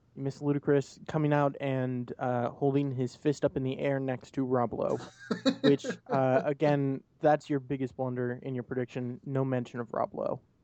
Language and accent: English; United States